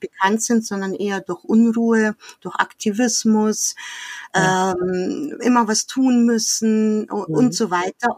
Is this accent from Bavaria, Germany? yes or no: yes; Munich, Bavaria, Germany; wir sind im, direkt in München aufgewachsen, ziemlich zentral